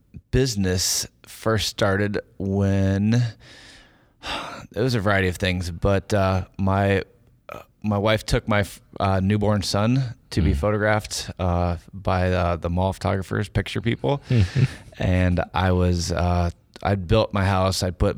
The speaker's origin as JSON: {"language": "English", "region": "Iowa", "country": "United States", "said": "I am a photographer from Iowa and been lucky enough to get some good recognition for my work"}